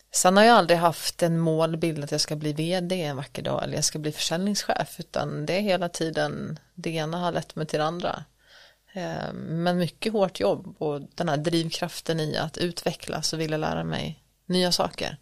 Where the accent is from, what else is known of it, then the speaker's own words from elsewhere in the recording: Borlänge, Dalarna County, Sweden; moved away as an adult; also born or lived in Stockholm / Paris; Född och uppväxt i Borlänge, mm. Dalarna